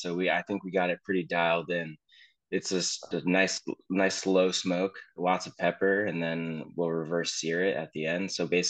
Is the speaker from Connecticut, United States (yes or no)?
yes; Danbury, Connecticut, United States; also born or lived in Ridgefield, Connecticut; Born and raised in Connecticut.